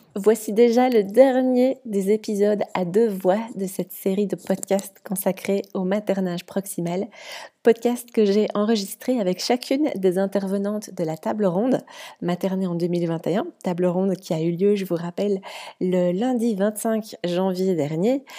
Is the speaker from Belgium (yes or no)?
yes; Belgium; je suis belge